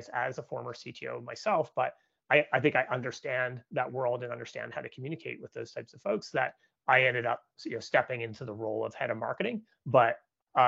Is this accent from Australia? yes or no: no; Canada; moved away as an adult; now in San Francisco, United States; I'm a Canadian, so I grew up in Canada, and I've been living now in California for about 13 years.